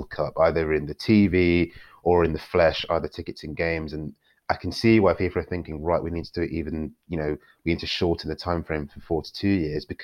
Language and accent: English; Nigeria; um, I'm Nigerian as well, and they do in Africa